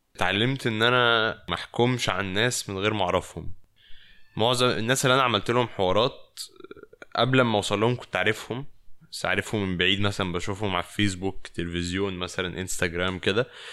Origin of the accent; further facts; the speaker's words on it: Egypt; now in Paris, France; من مصر